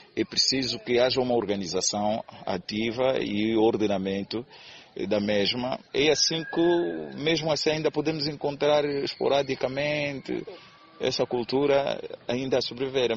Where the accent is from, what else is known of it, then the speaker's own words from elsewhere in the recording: Angola; a cultura é o tal património que nos identifica como, como angolanos